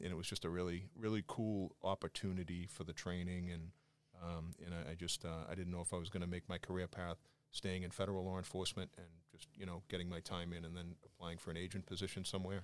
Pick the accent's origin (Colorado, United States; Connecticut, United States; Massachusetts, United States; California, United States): Massachusetts, United States; Quincy; accent: Boston; also born or lived in Brunswick, Georgia; I jumped at the chance to go to work for my hometown